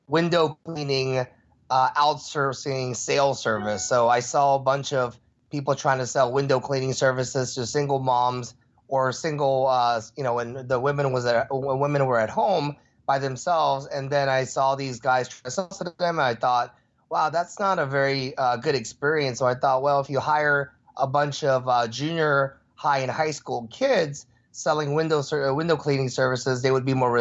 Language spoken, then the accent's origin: English; Houston, Texas, United States; moved away; when I grew up in Texas, there weren't very many Asian Americans or Asians. And in fact, I saw one my whole 7 years in Texas.